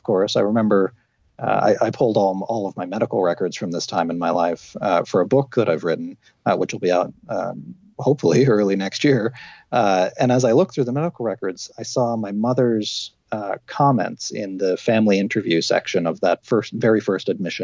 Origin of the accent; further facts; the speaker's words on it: Canada; I grew up in a small town, a mining manufacturing town, which by the time I was growing up, all the mines and manufacturing had closed